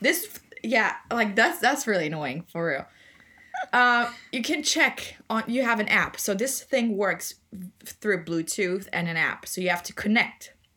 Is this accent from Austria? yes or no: yes; Austria; English is a second language; Austrian like I am